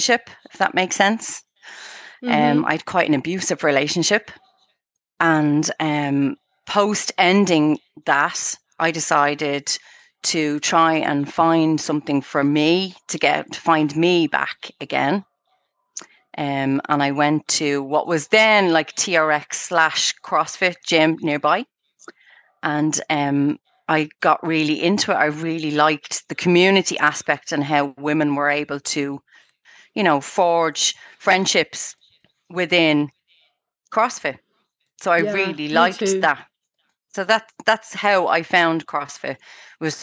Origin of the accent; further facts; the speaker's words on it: Dublin, Leinster, Ireland; moved away as an adult; now in Clonee, Ireland; I'm originally from a place called Cabra in Dublin